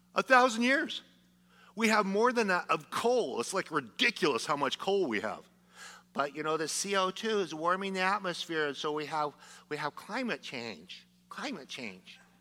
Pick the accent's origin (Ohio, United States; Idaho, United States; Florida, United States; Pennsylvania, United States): Idaho, United States; I'm from Idaho